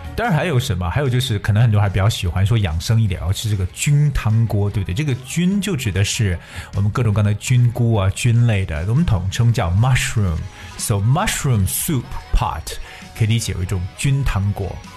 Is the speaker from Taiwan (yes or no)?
no; China; 我们中国人一旦聚在一起呢，少不了的就是各种各样的大吃大喝